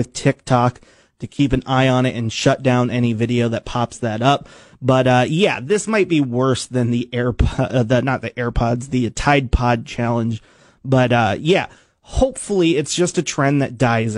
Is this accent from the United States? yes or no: yes; United States; I grew up in Washington and I went to Washington Middle School